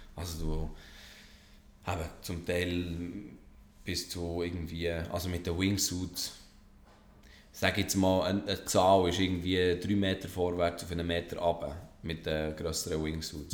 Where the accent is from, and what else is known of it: Switzerland